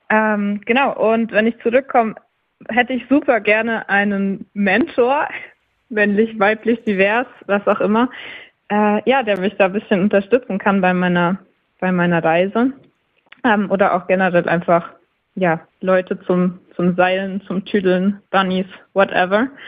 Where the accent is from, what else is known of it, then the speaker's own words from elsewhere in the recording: Nuremberg, Bavaria, Germany; ich komme aus dem Nürnberger Raum, also alles, was in Bayern und Nürnberg speziell liegt, wäre super cool.